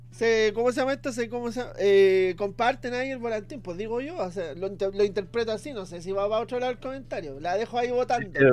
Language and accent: Spanish; Chile; nosotros los chilenos